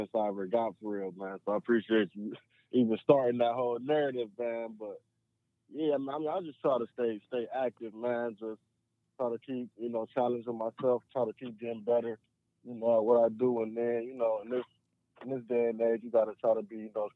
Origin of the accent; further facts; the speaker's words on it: Cleveland, Ohio, United States; growing up in Cleveland